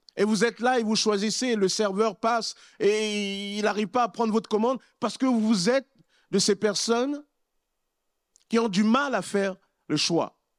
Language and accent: French; Republic of the Congo; now in France; Lorsque j'étais dans mon pays d'origine, au Congo-Brazzaville